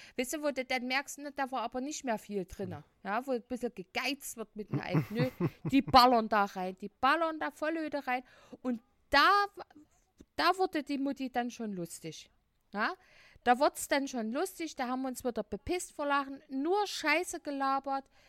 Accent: Leipzig, Saxony, Germany; wir kommen aus Leipzig

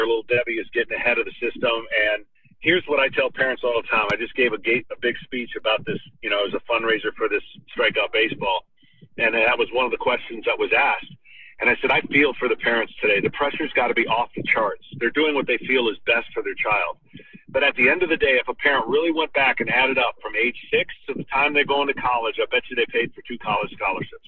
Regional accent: Lansing, Michigan, United States; I grew up in Michigan

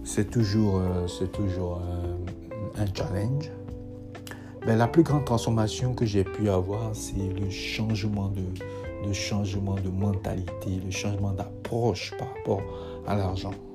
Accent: Lyon, Auvergne-Rhône-Alpes, France; moved away as an adult; now in United States; Je suis de Lyon, euh, vieux aux États-Unis euh, depuis plus, euh, de 5 ans

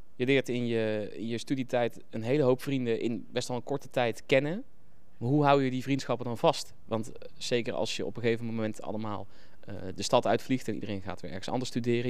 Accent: North Brabant, Netherlands; moved away; also born or lived in Nijmegen / Groningen; ik kom ook uit Brabant

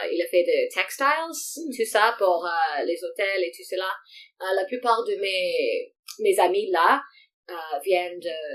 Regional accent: Morocco; French is a second language; Mais dans l'histoire du Maroc, euh, nous étions colonisés partout. Donc il y a des quartiers du Maroc avec l'architecture euh, d'Espagne, d'Espagne euh, ou des Français

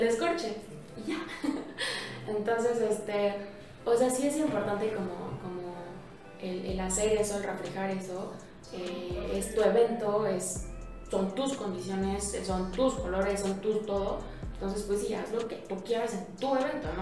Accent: Querétaro, Mexico; soy queretana de corazón

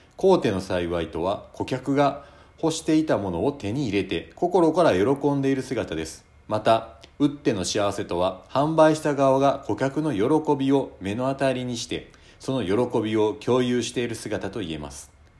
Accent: Shiga, Japan; 私はあの、滋賀県生まれでですね

